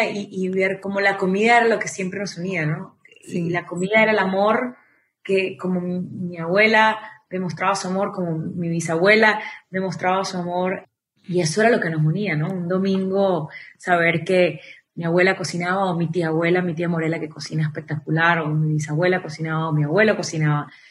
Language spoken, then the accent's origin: Spanish; Venezuela; also born or lived in United States / Miami / Costa Rica; mis abuelitos son venezolanos, mis padres también son venezolanos, pero yo nací en Estados Unidos. Cuando tengo un año, mi padre muere y nos devolvemos a Venezuela. Entonces me crío los primeros 10 años de mi vida en Venezuela.